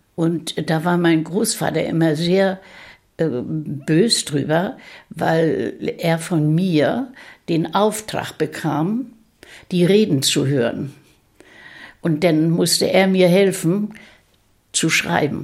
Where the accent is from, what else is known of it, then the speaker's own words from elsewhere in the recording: Rendsburg district, Schleswig-Holstein, Germany; Ich bin Jahrgang 1928 und im Kreis Rendsburg geboren.